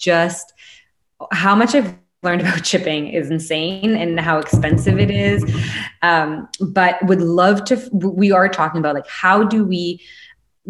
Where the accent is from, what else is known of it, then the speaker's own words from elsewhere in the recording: Canada; being a Canadian.